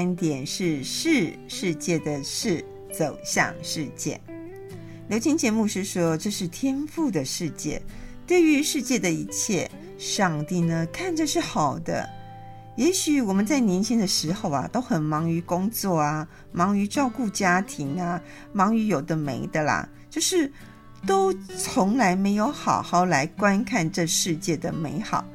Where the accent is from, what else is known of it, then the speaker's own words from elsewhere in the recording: Taiwan; 我们台湾人